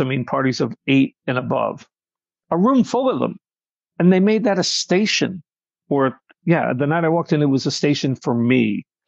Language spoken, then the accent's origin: English; Nassau County, Long Island, New York, United States; also born or lived in Brooklyn, New York; I'm from Long Island, New York, uh, born in Brooklyn, raised in Nassau County